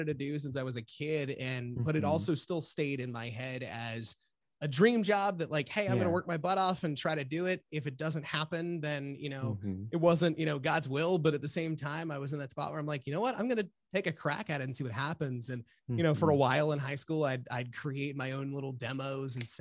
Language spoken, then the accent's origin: English; Washington County, Maryland, United States; I born and raised in Washington County, Maryland, which is where we have both of our stations